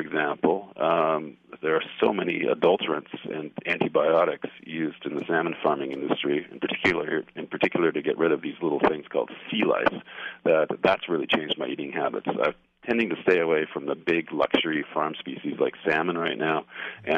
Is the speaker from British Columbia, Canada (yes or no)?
yes; British Columbia, Canada; now in Montreal, Canada; I grew up in British Columbia